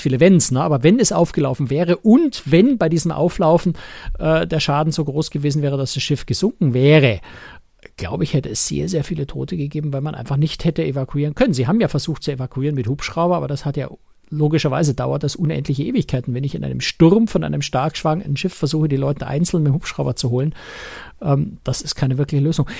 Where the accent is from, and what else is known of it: Germany